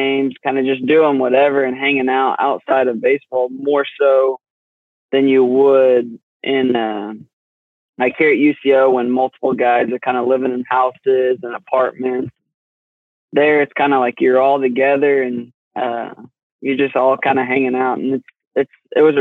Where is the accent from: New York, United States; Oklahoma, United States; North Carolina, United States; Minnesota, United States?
Oklahoma, United States; Cushing; I'm from Cushing, Oklahoma